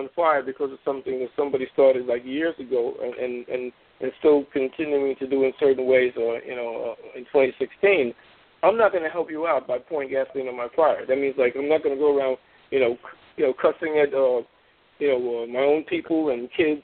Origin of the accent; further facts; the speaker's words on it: New York, United States; I'm a proud West Indian. I was born here. I'm West Indian heritage. My people come from Trinidad